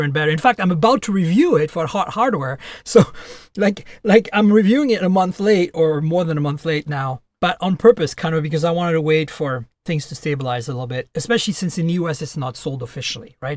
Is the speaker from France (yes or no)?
yes; France; also born or lived in Canada; now in United States; I'm Canadian and who lives in the U S, and I was born and raised in France, so I also have a French citizenship